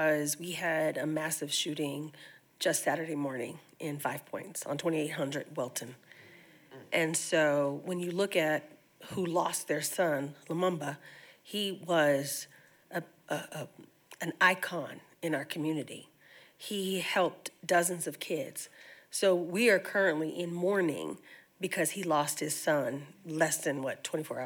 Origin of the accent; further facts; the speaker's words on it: Denver, Colorado, United States; I'm a native of Colorado